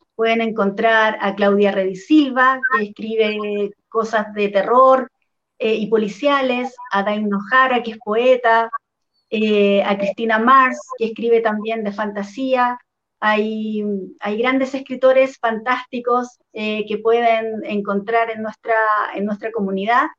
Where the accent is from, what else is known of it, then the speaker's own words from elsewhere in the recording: Chile; acá en Chile